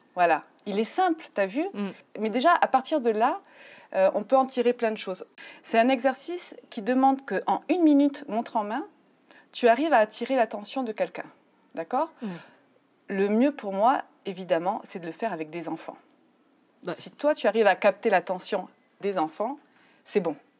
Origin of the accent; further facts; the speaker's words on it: France; moved away as an adult; now in Mexico; Je suis française. Je vis au Mexique depuis 15 ans